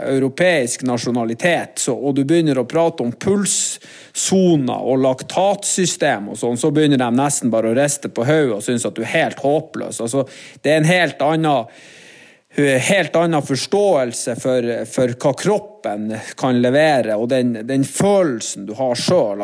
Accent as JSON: {"language": "Norwegian", "country": "Norway", "said": "vi kommer selvfølgelig fra Norge"}